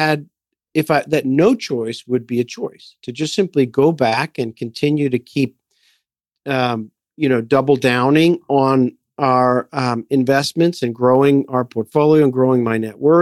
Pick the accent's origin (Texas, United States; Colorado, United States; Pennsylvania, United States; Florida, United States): Pennsylvania, United States; Philadelphia; moved away as an adult; also born or lived in Montreal; I grew up in Philadelphia